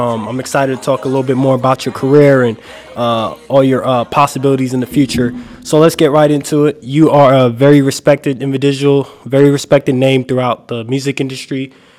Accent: New York, United States; I grew up basically in New York

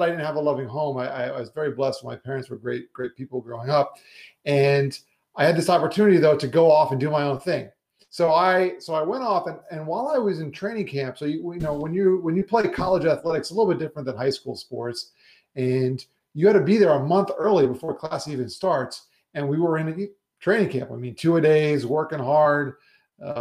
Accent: South Florida, United States; also born or lived in New York; I was born in New York, but I've lived in South Florida for most of my life.

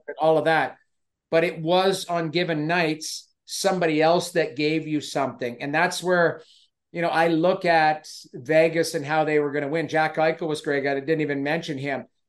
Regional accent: Edmonton, Alberta, Canada; I grew up in Edmonton

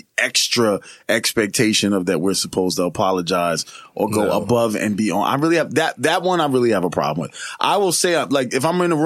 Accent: New York, United States; I'm from New York.

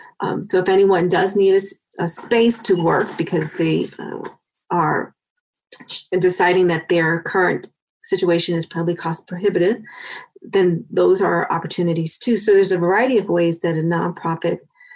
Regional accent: New York City, New York, United States; moved away as an adult; also born or lived in Los Angeles; now in Aurora, United States; So I was born in Harlem. And in the projects in Harlem, and then we moved to the projects in the Bronx.

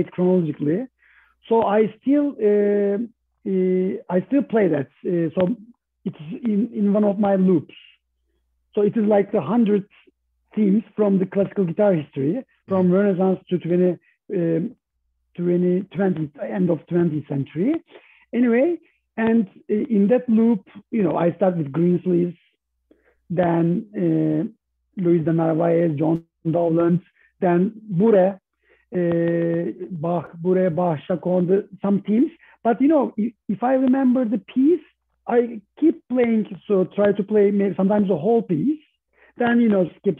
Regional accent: Istanbul, Turkey; I was raised in Istanbul

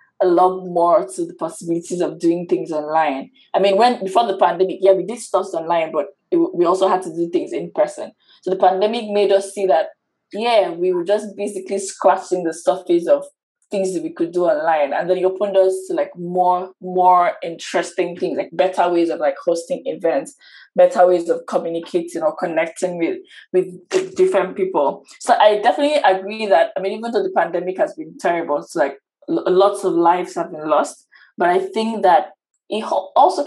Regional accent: Nigeria; I'm from Nigeria

